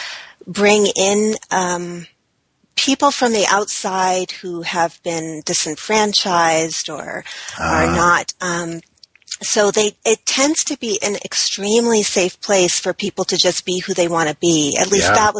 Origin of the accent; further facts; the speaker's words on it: New England, United States; I was raised in New England